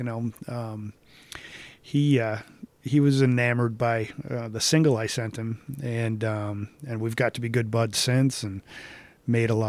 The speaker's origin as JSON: {"language": "English", "town": "Boston", "region": "Massachusetts", "country": "United States", "tie": "born or raised there", "said": "I grew up with BCN in Boston"}